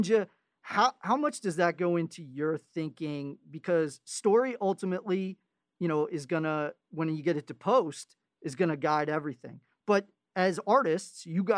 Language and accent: English; Cincinnati, Ohio, United States; from Cincinnati, my hometown